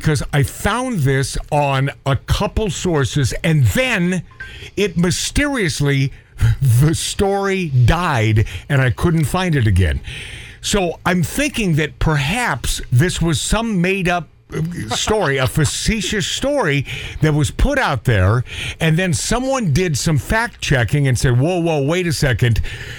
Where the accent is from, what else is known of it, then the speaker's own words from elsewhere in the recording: Everett, Washington, United States; I'm a kid from Everett, Washington